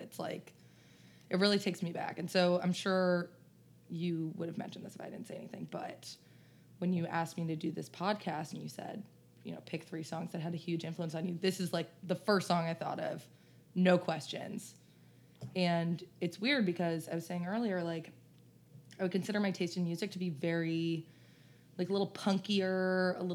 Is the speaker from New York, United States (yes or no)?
yes; New York City, New York, United States; growing up in New York City